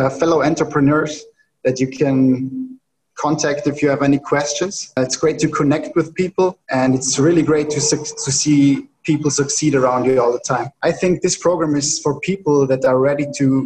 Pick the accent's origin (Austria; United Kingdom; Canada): Austria; I'm from Austria